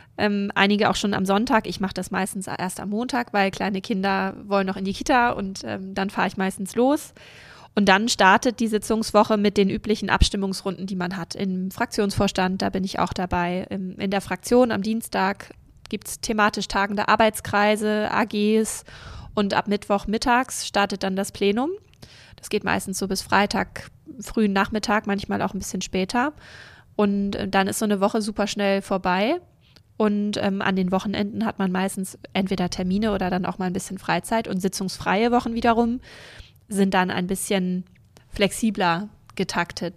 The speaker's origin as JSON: {"language": "German", "area": "North Frisia", "region": "Schleswig-Holstein", "country": "Germany", "tie": "born or raised there", "also_born_or_lived": "Rendsburg / Berlin", "moved": "yes", "lives_now": "Kiel, Germany"}